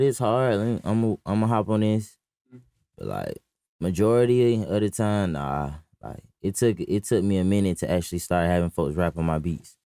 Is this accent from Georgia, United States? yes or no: yes; Atlanta, Georgia, United States; I really grew up like in the fourth ward